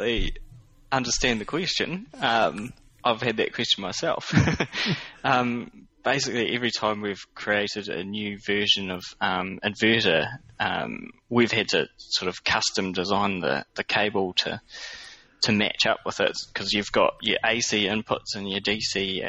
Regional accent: New Zealand; growing up in New Zealand

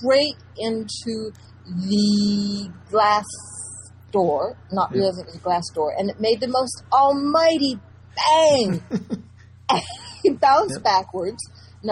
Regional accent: Colorado, United States; moved away as an adult; also born or lived in Lausanne, Switzerland / Paris, France; now in France; I'm from Colorado

